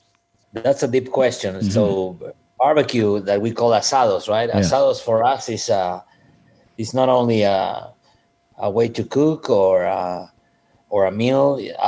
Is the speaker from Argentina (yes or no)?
yes; Argentina; moved away as an adult; also born or lived in Rome, Italy / Treviso, Italy / Spain; now in Texas, United States; I was born in Argentina, like I said. I lived there all my life, and when I was in my early 20s, I traveled to my motherland, that is Italy, right? Mm-hmm. I'm Italian descendant